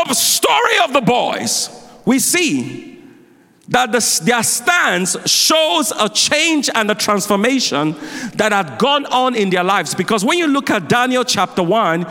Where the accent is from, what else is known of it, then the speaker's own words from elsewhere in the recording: Nigeria; now in United States; I grew up in Nigeria